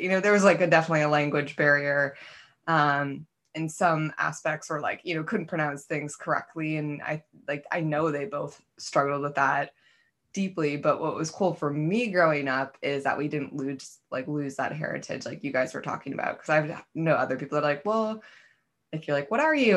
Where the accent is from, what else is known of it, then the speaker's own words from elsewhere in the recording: Wisconsin, United States; accent: Wisconsin; moved away as an adult; now in California, United States; I have a, a Wisconsin accent.